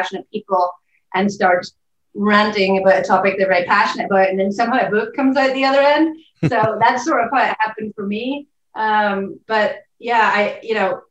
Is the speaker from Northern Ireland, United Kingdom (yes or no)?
yes; Belfast, Northern Ireland, United Kingdom; moved away as an adult; also born or lived in Cambridge / London; now in Portland, United States; I'm from Belfast, so I'm from Northern Ireland. About 5,500 miles from where I'm currently sitting. I grew up there